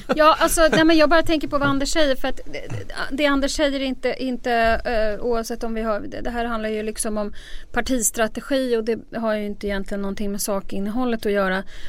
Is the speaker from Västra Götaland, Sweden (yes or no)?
no; Stockholm, Stockholm County, Sweden; jag kommer ju från Stockholms innerstad